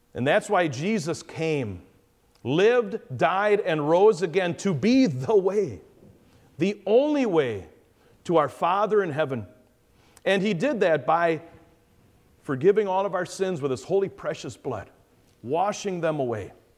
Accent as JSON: {"language": "English", "town": "Caledonia", "region": "Wisconsin", "country": "United States", "said": "I'm from Wisconsin, the far southeastern corner, this place called Caledonia."}